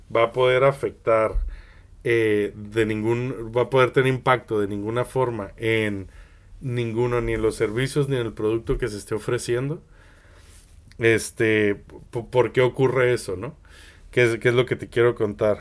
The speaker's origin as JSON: {"language": "Spanish", "country": "Mexico", "also_born_or_lived": "Spain", "moved": "yes", "said": "tú sabes que yo viví en España muchos años y que soy de México."}